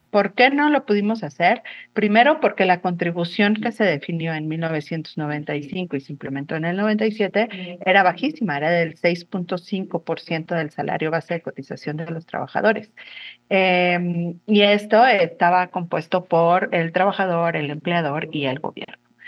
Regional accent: Mexico; como sociedad mexicana

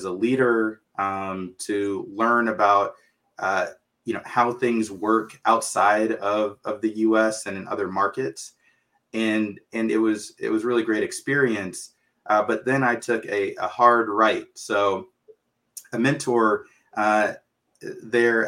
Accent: Dallas, Texas, United States; also born or lived in Jackson, Mississippi; I'm originally from Jackson, Mississippi, and grew up mostly in Dallas

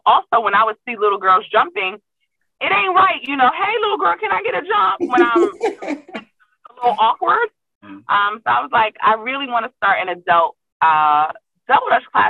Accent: New York City, New York, United States; moved away as an adult; now in Atlanta, United States; I've been jumping since I was four. I'm from Brooklyn

